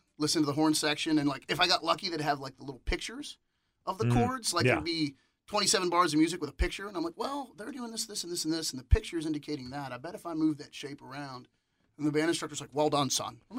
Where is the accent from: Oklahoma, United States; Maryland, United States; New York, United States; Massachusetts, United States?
Maryland, United States; also born or lived in Orlando; now in Seattle, United States; Maryland. I grew up in Maryland.